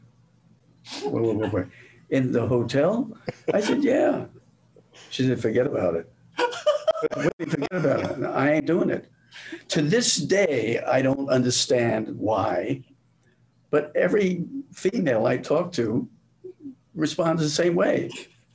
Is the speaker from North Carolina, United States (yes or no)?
no; New York City, New York, United States; moved away as an adult; now in Florida, United States; I'm from New York City